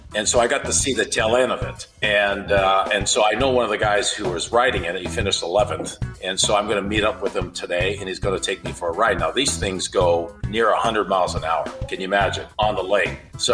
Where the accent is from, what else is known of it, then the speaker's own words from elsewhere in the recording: Canada; being a Canadian